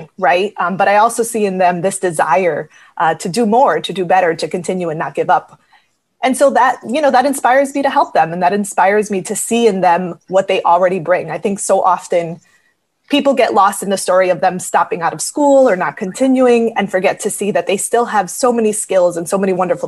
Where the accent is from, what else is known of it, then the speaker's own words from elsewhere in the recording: Springfield, Massachusetts, United States; I was born in Springfield and I grew up here